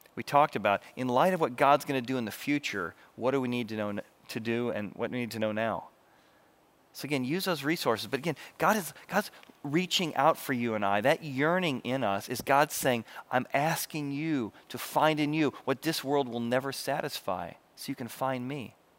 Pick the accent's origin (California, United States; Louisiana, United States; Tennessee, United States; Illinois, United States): Illinois, United States; Illinois River, United States; growing up in the Illinois River, I just learned how to water ski